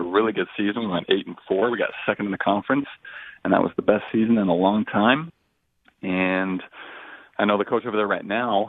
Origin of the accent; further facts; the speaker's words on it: Boise, Idaho, United States; we're from Boise, Idaho